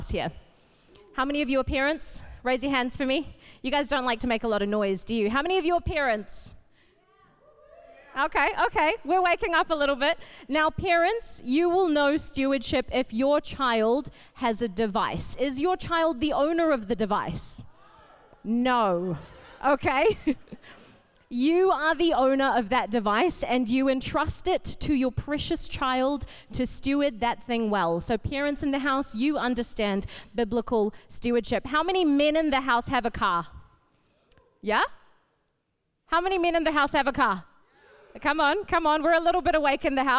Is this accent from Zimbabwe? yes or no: no; Auckland, New Zealand; also born or lived in Fiji / Papakura; I grew up at Botany. I started coming here when I was 5, back in 97, when we moved to New Zealand from Fiji.